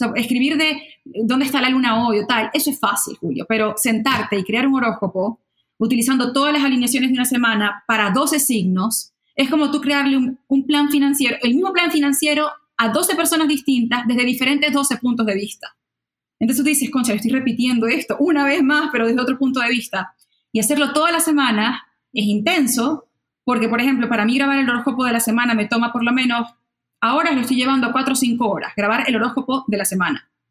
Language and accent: Spanish; Maracaibo, Zulia, Venezuela; first language Spanish; moved away as an adult; yo, tipo Maracucha